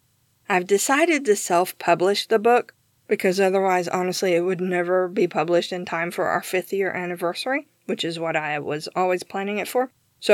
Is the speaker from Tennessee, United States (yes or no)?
yes; Tennessee, United States; also born or lived in Georgia, United States; Yes, I am Southern, although I don't have much of an accent. I was born in Georgia, and I grew up in East Tennessee, where I live now.